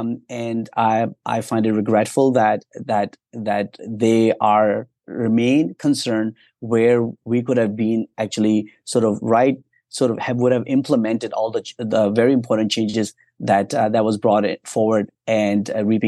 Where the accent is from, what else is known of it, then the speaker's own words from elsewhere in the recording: Ontario, Canada; I'm from Eastern Ontario, the GTA.